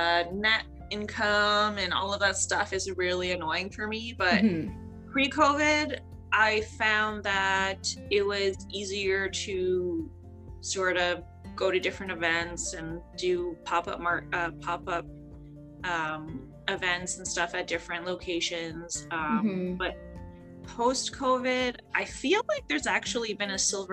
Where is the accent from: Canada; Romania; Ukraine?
Canada; Toronto, Ontario; moved away as an adult; now in Baltimore, United States; I'm from Toronto, so just recently moved here about 3 years ago